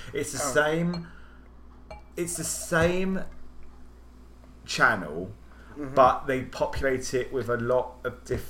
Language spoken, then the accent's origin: English; Croydon, London, United Kingdom; moved away as an adult; now in United States; I am from a place in South London called Croydon. Famously, … trained there, and Crystal Palace is our local soccer team